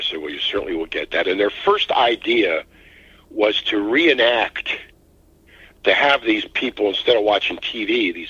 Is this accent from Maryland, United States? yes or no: yes; Baltimore, Maryland, United States; I grew up in Baltimore. I didn't need any help on the quiz.